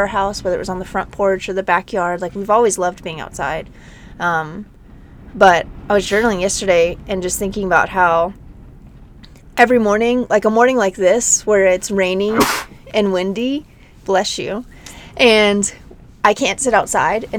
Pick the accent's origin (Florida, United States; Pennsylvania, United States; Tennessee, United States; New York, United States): Tennessee, United States; Nashville; also born or lived in Denver, Colorado; now in Moab, United States; I grew up in Nashville. I mean, in the suburbs of Nashville